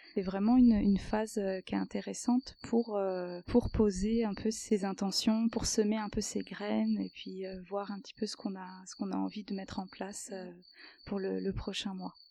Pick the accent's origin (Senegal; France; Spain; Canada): France; moved away as an adult; also born or lived in Paris region, France; now in Switzerland; je suis arrivée ici en Suisse, puisque je suis française, j'habitais avant dans la région parisienne